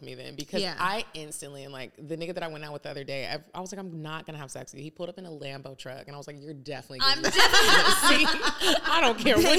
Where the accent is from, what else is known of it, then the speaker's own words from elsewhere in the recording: Arlington, Texas, United States; now in Atlanta, United States; Dallas. Well, Arlington, Texas, but don't nobody be more Arlington.